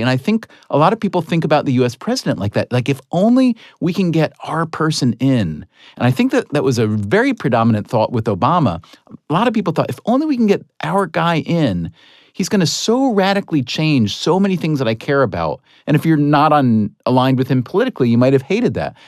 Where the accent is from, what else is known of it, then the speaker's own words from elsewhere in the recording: Schenectady, New York, United States; I was born in Ellis Hospital in Schenectady, New York